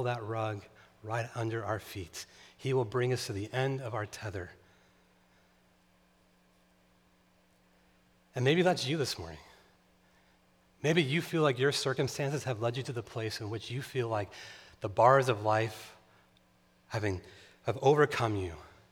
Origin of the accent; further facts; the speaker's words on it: Tehachapi, California, United States; moved away; also born or lived in Chicago; where I grew up in Tehachapi, California, every night we would look and see the Milky Way